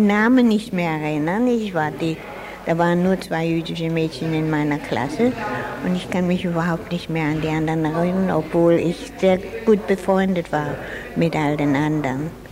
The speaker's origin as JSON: {"language": "German", "town": "Freiburg", "region": "Baden-Württemberg", "country": "Germany", "tie": "born or raised there", "moved": "as an adult", "lives_now": "Australia", "said": "Ich bin in Freiburg geboren und habe 25 Jahre hier gelebt."}